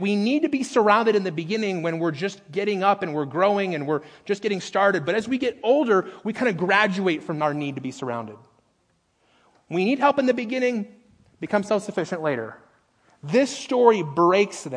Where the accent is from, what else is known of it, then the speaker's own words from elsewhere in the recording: Las Vegas, Nevada, United States; I grew up in Las Vegas